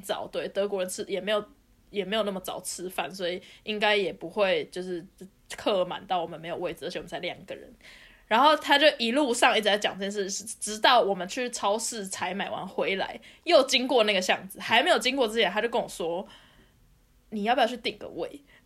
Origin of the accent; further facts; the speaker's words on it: Taiwan; now in Germany; 别人知道我是台湾人